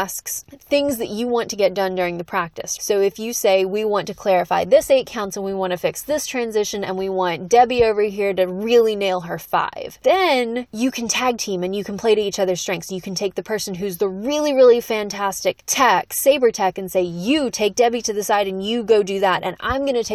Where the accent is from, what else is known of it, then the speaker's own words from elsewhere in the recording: the South, United States; I'm from the South